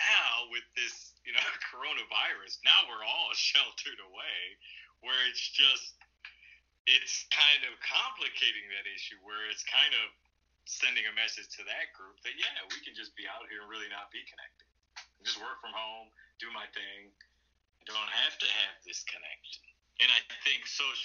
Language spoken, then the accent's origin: English; Detroit, Michigan, United States; now in Toledo, United States; so I grew up in Detroit. I live in Toledo, Ohio